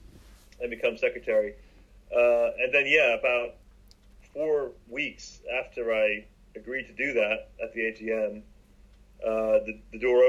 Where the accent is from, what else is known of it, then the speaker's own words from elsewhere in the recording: Bath, South West England, United Kingdom; moved away; also born or lived in London; I grew up in Bath